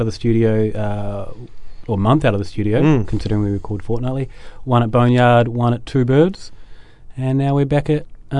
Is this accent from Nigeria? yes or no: no; Westport, West Coast, New Zealand; moved away; Representing my hometown of Westport.